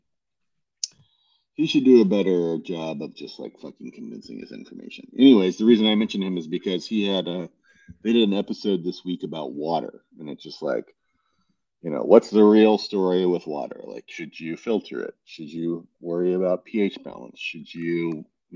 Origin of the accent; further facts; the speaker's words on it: New York City, New York, United States; as a New Yorker